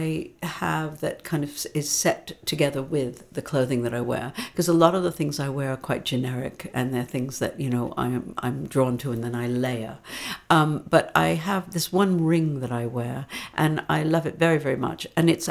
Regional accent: outside of New York, United States; moved away as an adult; now in London, United Kingdom; I grew up outside of New York

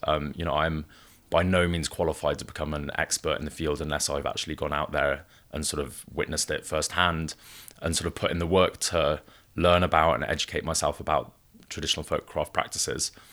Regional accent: Wales, United Kingdom; also born or lived in northern Italy / Mumbai / Bay Area; now in Los Angeles, United States; I was raised in Wales, which is one of the few places in the United Kingdom that still champions and celebrates folk art.

